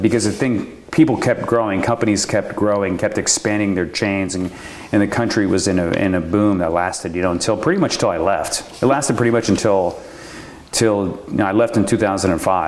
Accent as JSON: {"language": "English", "town": "Columbus", "region": "Ohio", "country": "United States", "tie": "born or raised there", "moved": "yes", "said": "my hometown, was founded in Columbus, Ohio"}